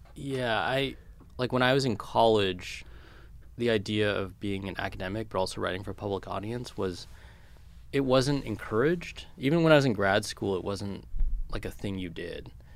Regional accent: California, United States; moved away; growing up in California

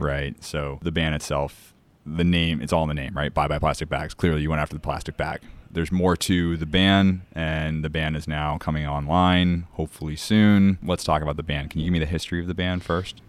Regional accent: Cape Cod, Massachusetts, United States; I'm from Cape Cod, Massachusetts, the northeast of the U S

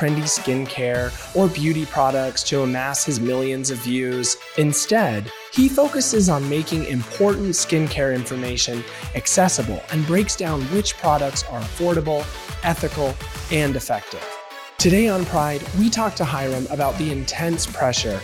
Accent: McGuireville, Arizona, United States; I grew up about 20 miles south of Sedona in you would probably know the exit off the 17. It was the McGuireville exit

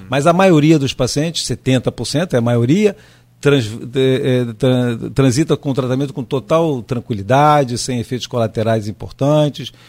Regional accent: Rio de Janeiro, Brazil; moved away as an adult; now in Campos dos Goytacazes, Brazil; Eu sou carioca, nós chegamos em Campos em 1988.

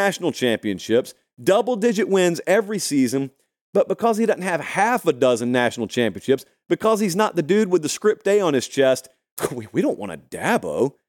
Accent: Georgia, United States; I grew up in Georgia. I know that state intimately.

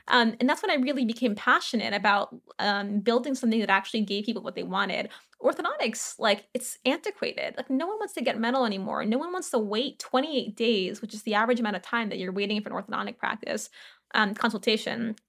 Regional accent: New Orleans, Louisiana, United States; I grew up in New Orleans

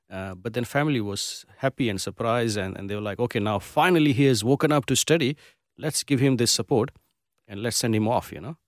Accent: Gujarat, India; also born or lived in Mumbai, India; now in Perth, Australia; I come from Gujarat, which is a Gujarati community

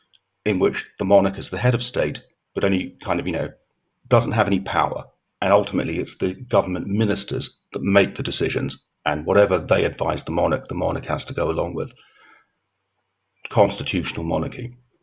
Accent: Jersey; we are what are called crown dependencies constitutionally. So we're not actually part of the United Kingdom, but we are still British.

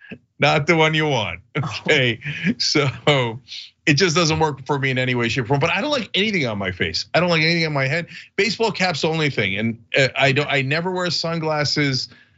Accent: Detroit, Michigan, United States; But I'm from Detroit, so I have to wear this instead.

